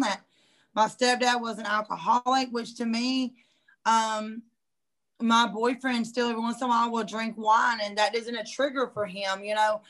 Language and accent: English; Hampton, United States; moved away as an adult; also born or lived in South Georgia; I moved back to my hometown, which was Hampton, back in 2014